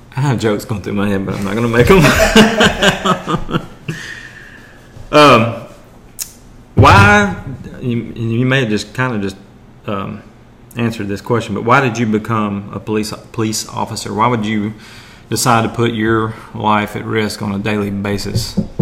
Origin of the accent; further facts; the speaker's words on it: Maryville, Tennessee, United States; my hometown, or our hometown, I guess, uh, Maryville, Tennessee